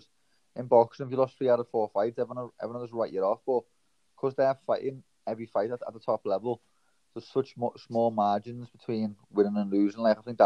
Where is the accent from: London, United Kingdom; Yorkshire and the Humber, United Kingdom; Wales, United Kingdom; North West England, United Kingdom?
North West England, United Kingdom; Liverpool; I was born in Toxteth, Liverpool, which there's not much opportunities there for young kids